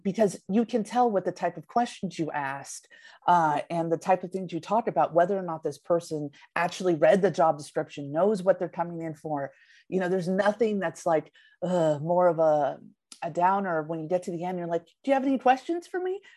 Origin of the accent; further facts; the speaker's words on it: the Peninsula, California, United States; also born or lived in Redwood City; born and raised in the peninsula, and then we moved to Redwood City